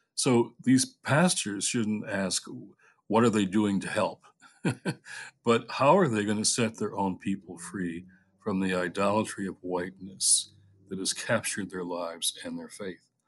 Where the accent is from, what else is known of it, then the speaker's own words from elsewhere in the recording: Detroit, Michigan, United States; When I was a kid, you know, growing up in Detroit